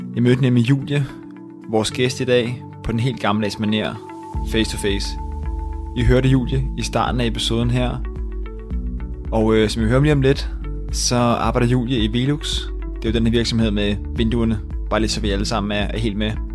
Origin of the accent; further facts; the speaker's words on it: Rødovre, Capital Region of Denmark, Denmark; jeg kommer selv fra, fra Rødovre af